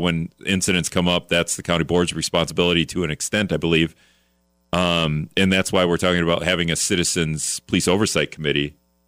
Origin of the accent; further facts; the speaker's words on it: Hortonville, Wisconsin, United States; I'm from Hortonville